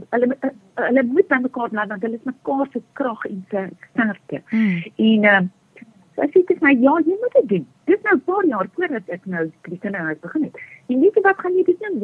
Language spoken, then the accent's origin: Afrikaans; South Africa; Ek het in Groot Amerika groot geword